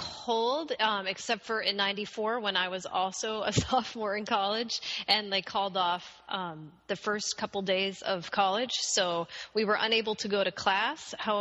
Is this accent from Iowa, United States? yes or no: yes; Iowa, United States; now in Minnesota, United States; I'm actually originally from Iowa.